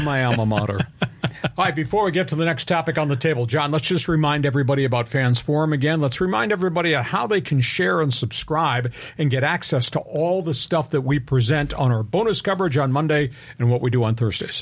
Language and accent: English; New York, United States; now in San Diego, United States; I grew up in New York